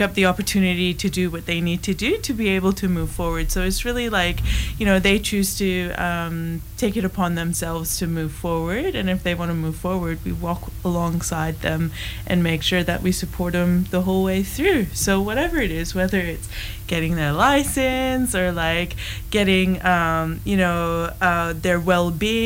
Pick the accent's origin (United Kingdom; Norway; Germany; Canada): Canada; moved away as an adult; now in Broome, Australia; I was raised in Canada, and my parents were they escaped from Iran